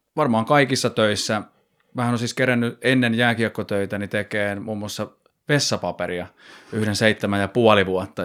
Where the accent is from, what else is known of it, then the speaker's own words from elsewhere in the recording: Nokia, Pirkanmaa, Finland; Mä oon kiekkoiluni pelannut tuolla Nokialla, että mä oon sieltä lähtöisin